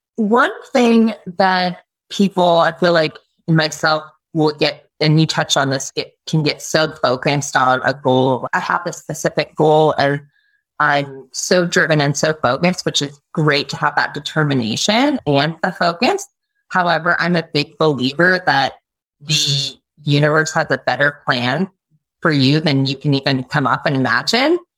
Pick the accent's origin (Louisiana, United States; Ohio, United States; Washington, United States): Washington, United States; Bellingham; also born or lived in Alaska; I am originally from Alaska and from Bellingham, Washington.